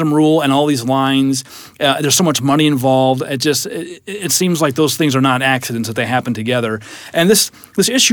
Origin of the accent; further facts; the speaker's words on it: Iowa, United States; I'm from Iowa, so wrestling's a big deal